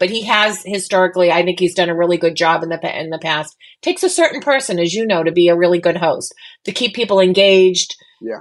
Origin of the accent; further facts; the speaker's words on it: Boston, Massachusetts, United States; I'm Boston Irish